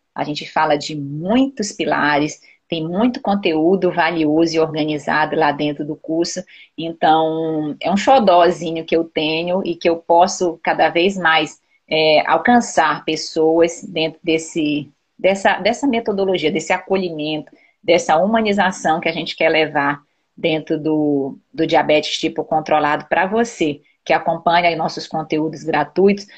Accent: Belém, Pará, Brazil; Eu sou paraense, eu nasci em Belém, mas meu pai, é, a família do meu pai é toda do Ceará

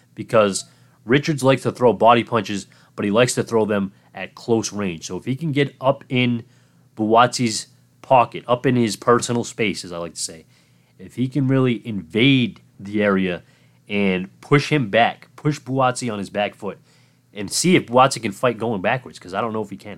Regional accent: Massachusetts, United States; Massachusetts, my home state

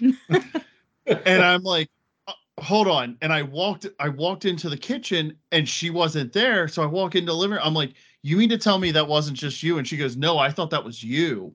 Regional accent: Pennsylvania, United States; moved away as an adult; now in Connecticut, United States; I'm originally from Pennsylvania. I moved up here actually to be with her

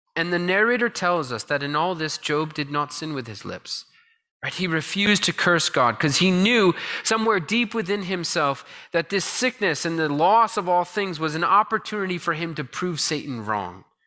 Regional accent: Connecticut, United States; a kid growing up in Connecticut

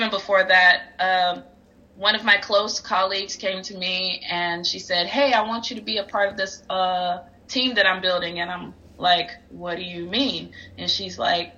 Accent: Albany, Georgia, United States; moved away as an adult; now in United Kingdom; Born and raised in Albany, proud to be an Albany native

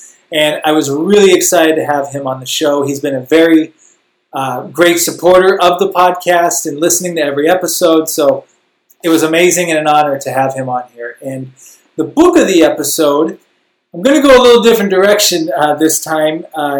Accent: Canton, Illinois, United States; moved away; We grew up together in Canton, Illinois

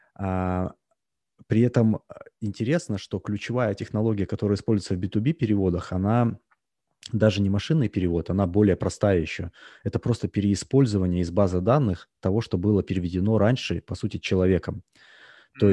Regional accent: Russia; moved away as an adult; now in United States; хотя я родился в России, я жил, а, практически, а, ну, скажем так, до две тысячи десятого примерно года я жил практически постоянно в России

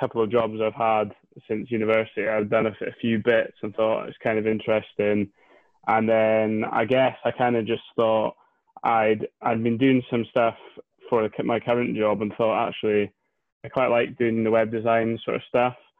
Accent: Scotland, United Kingdom; also born or lived in Inverness; I live in Inverness, which is way up the north end of Scotland

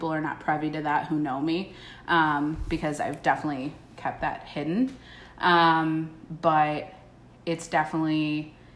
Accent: Chicago, Illinois, United States; also born or lived in Washington, D.C.; I am born and raised in Chicago.

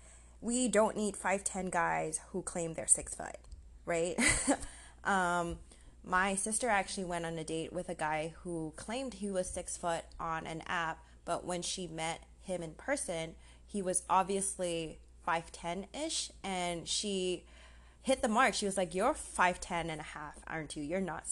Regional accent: Malaysia; also born or lived in Singapore; But I am Malaysian, Singaporean.

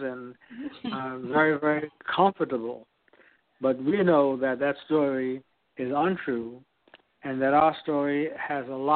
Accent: Philadelphia, Pennsylvania, United States; moved away as an adult; now in Atlanta, United States; I am not from the South, and so many people question this Yankee coming to the South

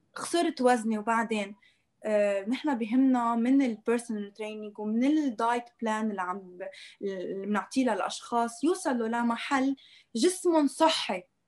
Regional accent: Lebanon; عندنا بلبنان

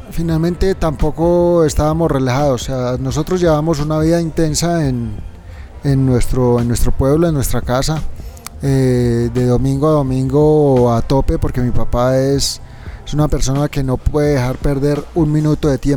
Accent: Tunja, Boyacá, Colombia; moved away as an adult; also born or lived in Europe; teniendo la posibilidad y viviendo en Europa, quise que mis hijos nacieran en, el mismo, en la misma ciudad donde yo nací. ¿Son de Cómbita? Son de Tunja.

